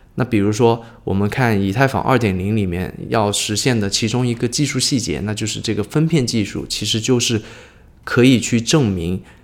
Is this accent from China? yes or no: yes; China; 我们中国人很多人称之为叫柚子嘛